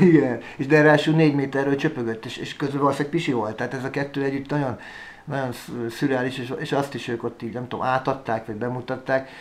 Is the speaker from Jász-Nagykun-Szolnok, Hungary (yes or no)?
no; Budapest, Hungary; also born or lived in Szeged, Hungary; én budapesti vagyok, csak lementem egyetemre, ott Tíz éves szerencsétlenkedtem Szegeden